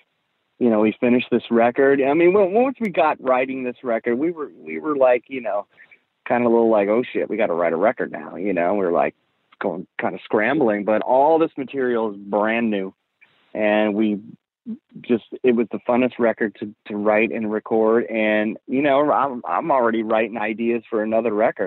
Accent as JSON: {"language": "English", "town": "San Francisco", "region": "California", "country": "United States", "tie": "born or raised there", "said": "I grew up in San Francisco."}